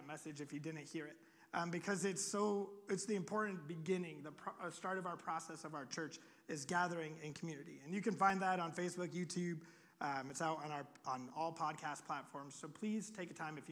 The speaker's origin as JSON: {"language": "English", "region": "Iowa", "country": "United States", "moved": "yes", "said": "I'm from Iowa. We just have pigs and corn"}